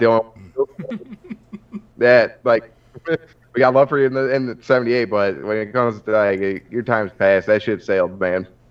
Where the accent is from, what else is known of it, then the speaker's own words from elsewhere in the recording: Central New York, United States; I'm from New York, like mm. not like New York City, like, Central New York